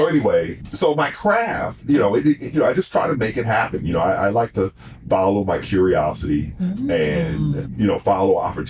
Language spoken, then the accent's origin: English; New Orleans, Louisiana, Mississippi, United States; father's family is from Mississippi, so I spent my teenage years in Mississippi, teenage years in the early 20s. So I'm from New Orleans and Mississippi